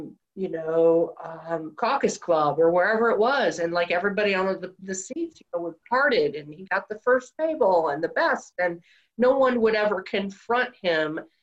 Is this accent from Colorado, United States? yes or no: no; Detroit, Michigan, United States; Outside of Detroit. Well, when I was really little in Detroit. And then after that, suburbs of Detroit, Michigan